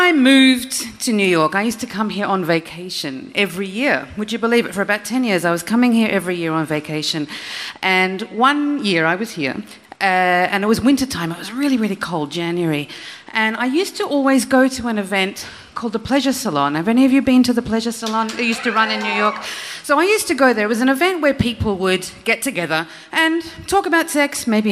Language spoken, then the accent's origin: English; Australia; I'm Australian